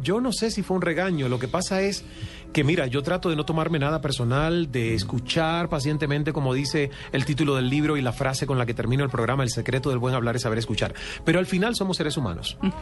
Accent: El Caney, Santiago de Cuba, Cuba; moved away as an adult; now in Canada; en esa finca yo crecí subiéndome las matas de mangos

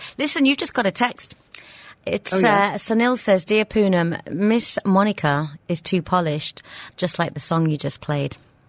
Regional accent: England, United Kingdom; now in Dubai, United Arab Emirates; growing up in England

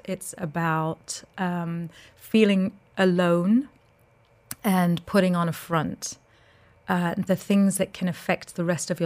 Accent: London, United Kingdom; now in Dubai, United Arab Emirates; I was born in London. I'm a North London girl

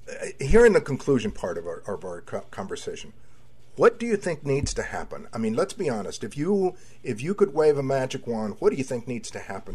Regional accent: Laredo, Texas, United States; I was born and raised, I was born in Laredo and raised in South Texas.

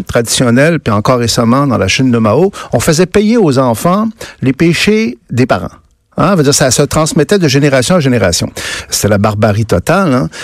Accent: Saguenay, Quebec, Canada; je viens du Saguenay

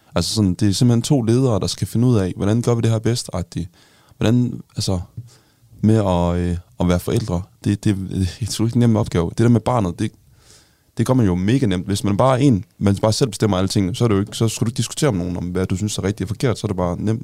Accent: North Jutland, North Denmark Region, Denmark; now in Zealand, Denmark; jeg kommer jo fra Jylland, sådan, virkelig ude på, sådan, på landet

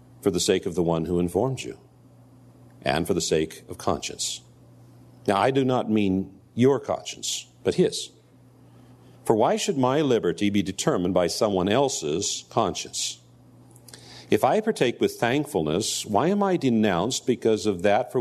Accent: United States

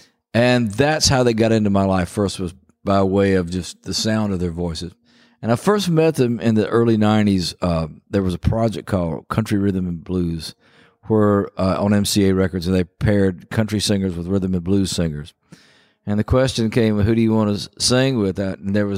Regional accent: Philadelphia, Mississippi, United States; A tragic event took place in my hometown. 3 civil rights workers came to Philadelphia. They called it Freedom Summer.

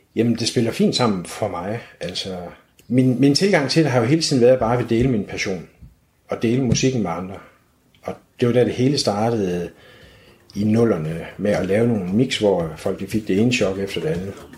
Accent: Aarhus, Central Denmark Region, Denmark; født og opvokset her i Aarhus

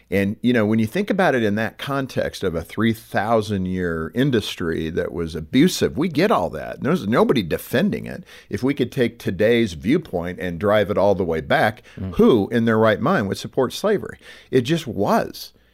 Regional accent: Ireland; But being Irish, we were slaves too to the British.

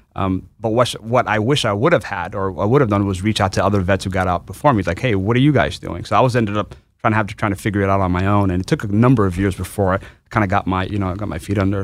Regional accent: New York City, New York, United States; I'm from New York City originally. Um, my, my, I'm an immigrant. My parents came from, uh, uh, from Bangladesh, but I was born and raised in New York.

